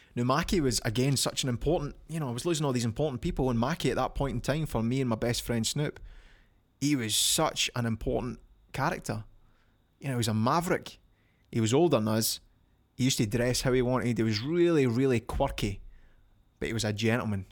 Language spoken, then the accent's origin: English; Falkirk, Scotland, United Kingdom; from Falkirk, my hometown